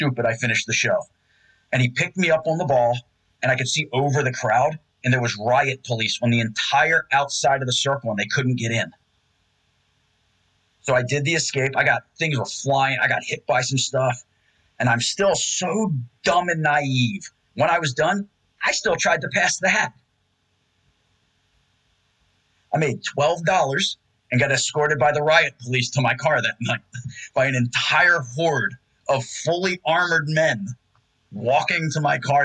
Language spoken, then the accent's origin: English; Randallstown, Maryland, United States; I grew up in Randallstown